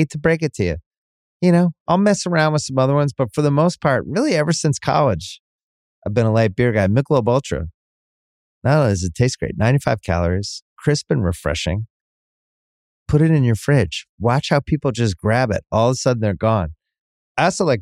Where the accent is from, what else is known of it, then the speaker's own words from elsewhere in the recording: United States; I call it soccer here because I'm American.